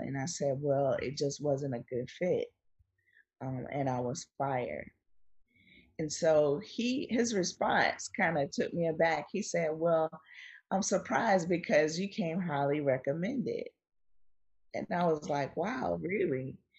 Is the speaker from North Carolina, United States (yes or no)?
yes; Wilmington, North Carolina, United States; I was born in Wilmington, North Carolina, on the coast